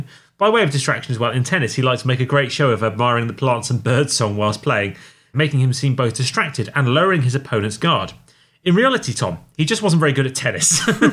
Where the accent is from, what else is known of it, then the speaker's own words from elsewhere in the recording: England, United Kingdom; For I didn't realise, as an Englishman, I was paying them to work here.